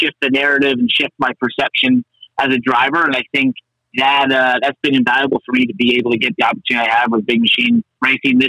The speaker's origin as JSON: {"language": "English", "country": "United States", "tie": "born or raised there", "said": "where I grew up in Connecticut, New York"}